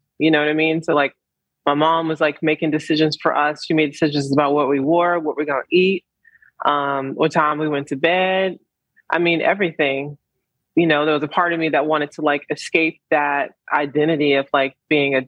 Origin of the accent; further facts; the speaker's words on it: Columbus, Georgia, United States; I was born in Columbus, Georgia.